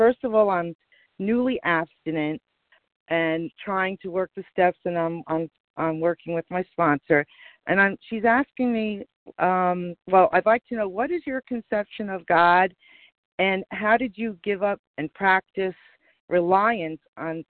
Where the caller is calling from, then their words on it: New Jersey, United States; from New Jersey.